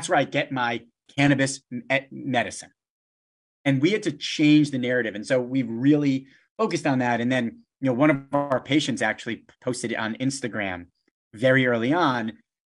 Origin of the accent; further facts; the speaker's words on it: West Hartford, Connecticut, United States; You know, like I grew up in West Hartford, you know, Manchester to, you know, like Middletown, you know, is like just above 20 miles.